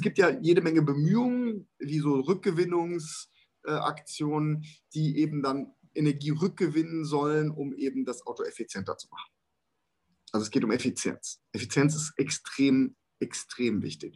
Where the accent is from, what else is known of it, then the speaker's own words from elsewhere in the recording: Germany; wir sind als Deutsche ja eine, eine Ingenieursnation